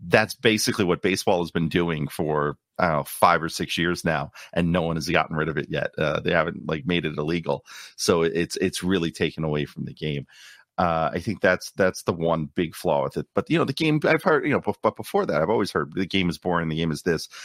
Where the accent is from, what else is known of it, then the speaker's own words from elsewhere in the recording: New York City, New York, United States; moved away as an adult; also born or lived in Long Island, New York; now in Orlando, United States; a native of Queens, uh, so a Queens native, I grew up in New York.